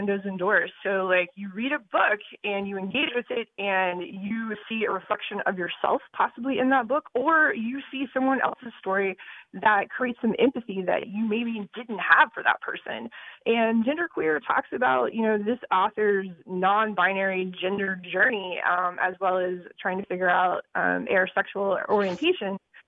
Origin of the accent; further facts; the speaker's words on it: Georgia, United States; now in Connecticut, United States; I'm originally from Georgia, so I kind of expect that when I'm down there, but not so much up here.